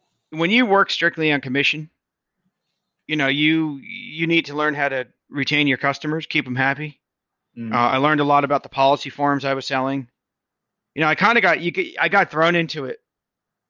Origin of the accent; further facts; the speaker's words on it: New Jersey, United States; also born or lived in Boston, Massachusetts / Maryland; I'm from the East Coast. I was born in Boston, raised in New Jersey.